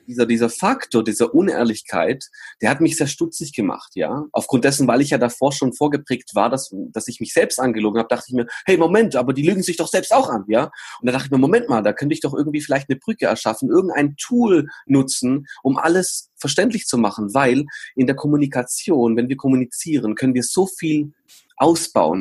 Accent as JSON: {"language": "German", "country": "Germany", "tie": "born or raised there", "said": "Ich bin in Deutschland geboren worden"}